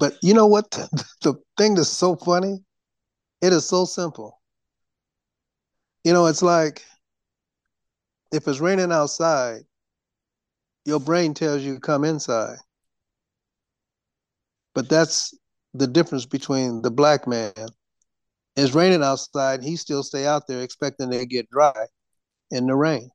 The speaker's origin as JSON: {"language": "English", "town": "Detroit", "region": "Michigan", "country": "United States", "tie": "born or raised there", "said": "I was born in Detroit"}